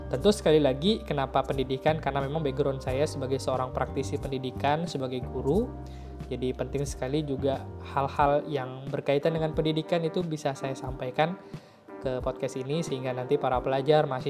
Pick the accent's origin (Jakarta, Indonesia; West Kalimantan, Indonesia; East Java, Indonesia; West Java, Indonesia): West Kalimantan, Indonesia; Pontianak; also born or lived in Ketapang; Saya lahir di kota Ketapang dan kemudian saya tumbuh dan besarnya itu di kota Pontianak bersama dengan keluarga saya tercinta.